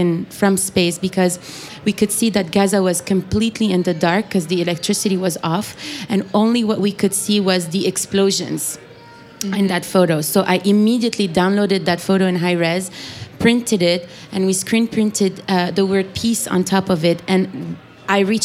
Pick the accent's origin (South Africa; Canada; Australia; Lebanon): Lebanon; moved away; growing up in Lebanon